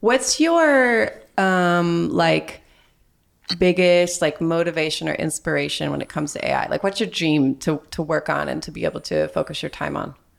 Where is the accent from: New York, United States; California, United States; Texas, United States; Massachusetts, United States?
Texas, United States; now in Wisconsin, United States; I grew up in Texas, but now I live in Wisconsin